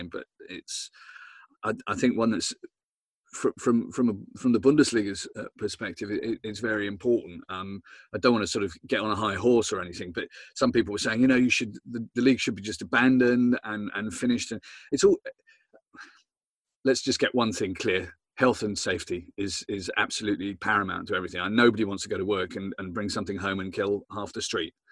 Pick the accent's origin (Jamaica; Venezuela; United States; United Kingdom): United Kingdom; Southampton, South East England; I'm from Southampton, so I've got my own problems.